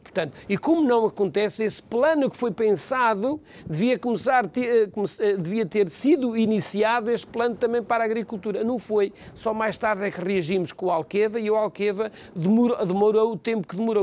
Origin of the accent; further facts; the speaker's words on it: Macedo de Cavaleiros, Bragança District, Portugal; eu sou de Macedo Cavaleiros, sou daquela região